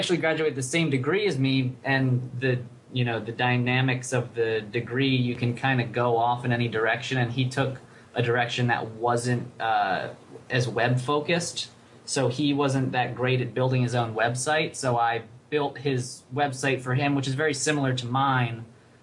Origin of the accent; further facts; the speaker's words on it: Reading, Pennsylvania, United States; moved away as an adult; also born or lived in Rochester; I grew up in outside of Philadelphia, a place called Reading, Pennsylvania